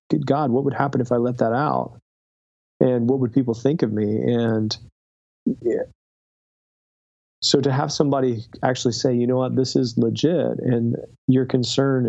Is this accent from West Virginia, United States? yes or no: yes; Southern West Virginia, United States; I grew up in Southern West Virginia.